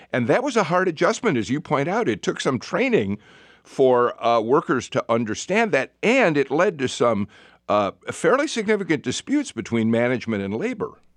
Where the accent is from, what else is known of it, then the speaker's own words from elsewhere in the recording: Chicago, Illinois, United States; now in Atlanta, United States; I grew up in Chicago